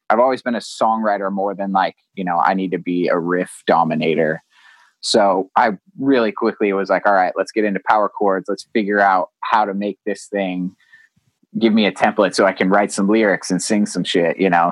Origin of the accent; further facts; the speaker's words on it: Vista, California, United States; I grew up here in in Vista, California, just a, a little town in North San Diego